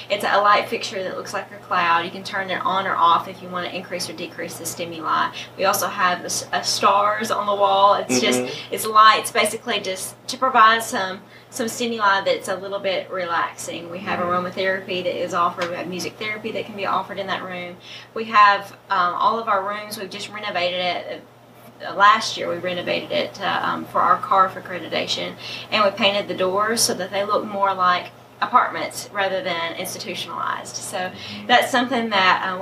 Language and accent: English; Gleason, Tennessee, United States; I'm from Gleason